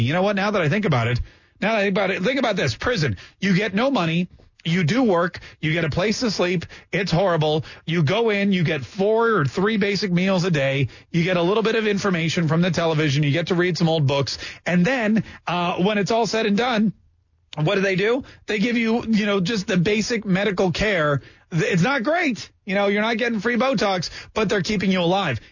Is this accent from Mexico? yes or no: no; Canada; also born or lived in Maryland, United States; now in United States; I was born in Canada and I came to this country